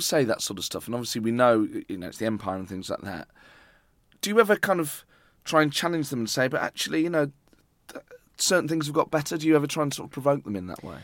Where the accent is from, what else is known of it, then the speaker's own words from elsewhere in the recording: Nottingham, East Midlands, United Kingdom; I grew up in Nottingham